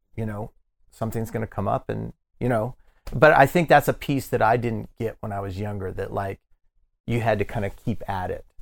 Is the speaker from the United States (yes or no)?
yes; Denver, Colorado, United States; born or raised there; moved away; also born or lived in Miami